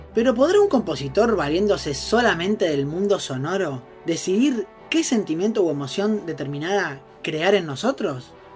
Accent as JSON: {"language": "Spanish", "country": "Argentina", "said": "como argentinos escuchamos un tango estando fuera de nuestro país"}